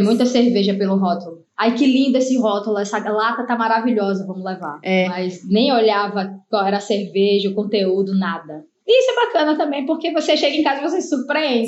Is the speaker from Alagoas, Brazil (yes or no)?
yes; Maceió, Alagoas, Brazil; also born or lived in Cubatão, São Paulo; eu nasci em Cubatão, né, São Paulo, mas só nasci. E uhum. aí vim morar em Maceió, sou de Maceió